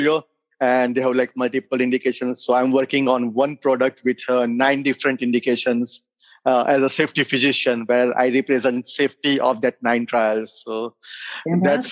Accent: India; moved away as an adult; now in United States; I am a physician from India

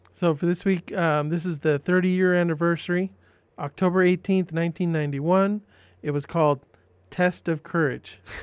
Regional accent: San Diego, California, United States; I grew up in San Diego

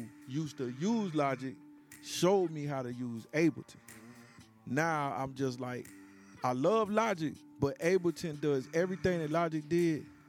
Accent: South Carolina, United States; moved away; You know, I'm from the country. I came up from South Carolina

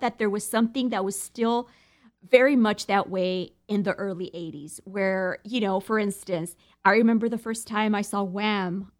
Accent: United States; being American

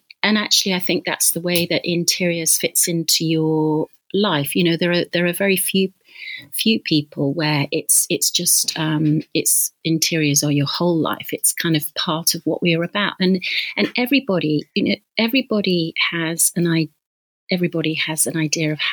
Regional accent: Leamington Spa, West Midlands, United Kingdom; I grew up in Leamington Spa in Warwickshire

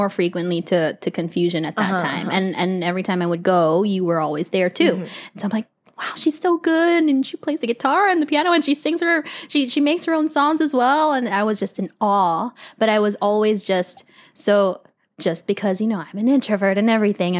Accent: Philippines; I'm Filipino

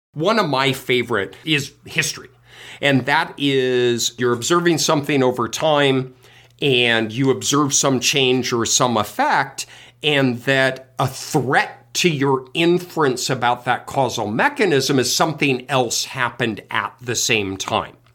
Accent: Colorado, United States; I grew up in Colorado

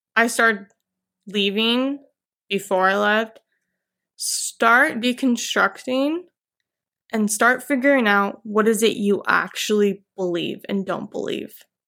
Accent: Orem, Utah, United States; I grew up in Utah County, Orem, Provo area as a child

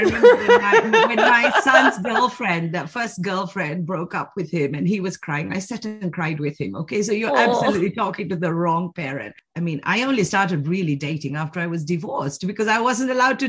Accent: Sri Lanka; also born or lived in United Kingdom / China; now in Switzerland; I grew up in Sri Lanka, then I went to the UK, came back to Sri Lanka, 10 years in China, now in Switzerland.

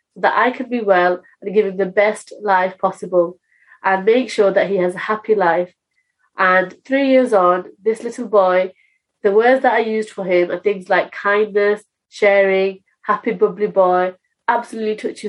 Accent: United Kingdom; I am British Bangladeshi

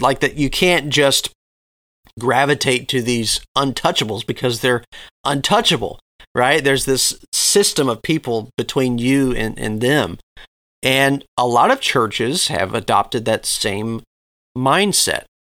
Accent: Southeast, United States; growing up in the Southeast

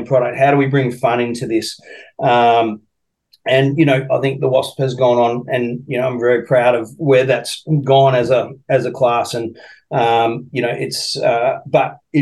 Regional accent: Australia; also born or lived in United States; as an Aussie

